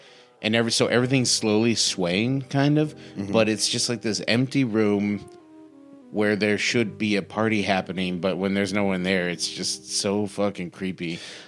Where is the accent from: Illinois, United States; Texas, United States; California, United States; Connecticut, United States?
California, United States; Santa Maria; also born or lived in Santa Ynez, California; now in Los Angeles, United States; we were at the local movie theater in my hometown of Santa Maria, California